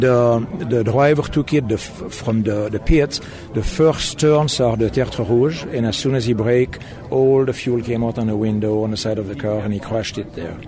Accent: Switzerland; moved away as an adult; now in United States; I was born in Switzerland, and uh, after an apprenticeship at uh, Bolex

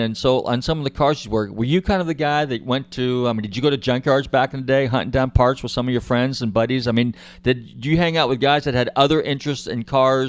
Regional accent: Marin County, Northern California, United States; now in Florida, United States; and I'm from Northern California, up in Marin County area

